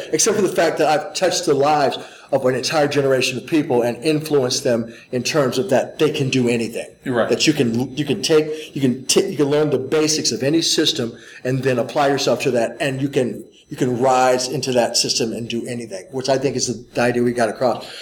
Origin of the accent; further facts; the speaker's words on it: St. Louis, Missouri, United States; I grew up in St. Louis, Missouri